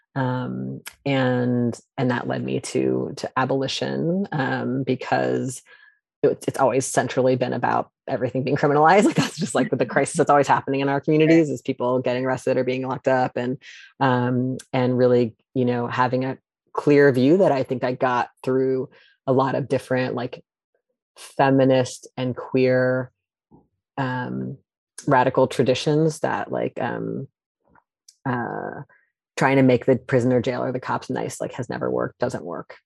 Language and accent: English; outside Charlottesville, rural central Virginia, United States; also born or lived in New York; now in Seattle, United States; I'm originally from Virginia, from, like, rural central Virginia outside a place that now everybody knows where it is, Charlottesville